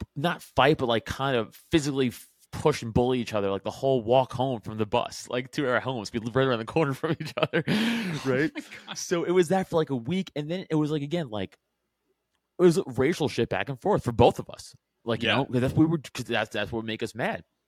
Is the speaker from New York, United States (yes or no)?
yes; New York City, New York, United States; I'm from Staten Island, which is important to the story because I was in high school during 9/11